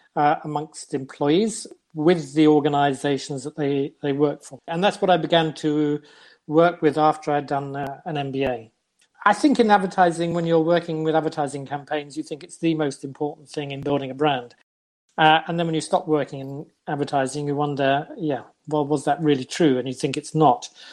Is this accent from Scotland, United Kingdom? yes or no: no; London, United Kingdom; first language English; moved away as an adult; now in Norway; I come from London